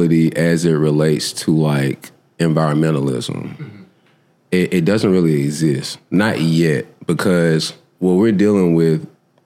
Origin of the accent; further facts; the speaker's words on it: Whitehaven, Tennessee, United States; also born or lived in North Carolina; I'm from Whitehaven